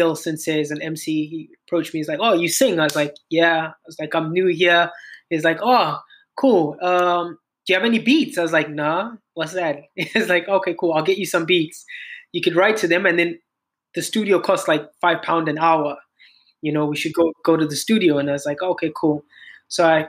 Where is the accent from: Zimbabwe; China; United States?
Zimbabwe; moved away as an adult; also born or lived in South Africa; I'm a singer-songwriter from Zimbabwe. Born and raised in Zimbabwe, pretty much.